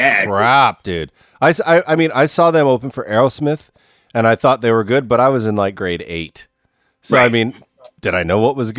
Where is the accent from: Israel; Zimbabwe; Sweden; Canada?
Canada; I grew up in Canada